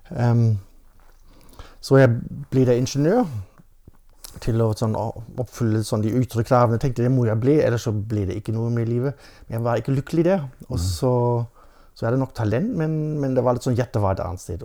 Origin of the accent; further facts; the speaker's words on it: Germany; Norwegian is a second language; moved away as an adult; now in Norway; Jeg har vokst opp i Tyskland ja. med norsk mor, så det var en helt normal familie ute på landet.